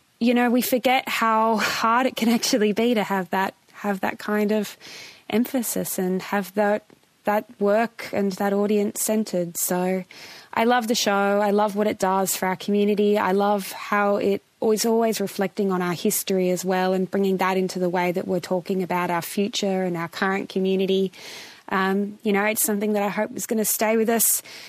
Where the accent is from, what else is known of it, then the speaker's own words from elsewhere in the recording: New South Wales, Australia; I'm a Bundjalung girl, but I was born and raised in Darug country, and now I live in Wurundjeri country in Nam.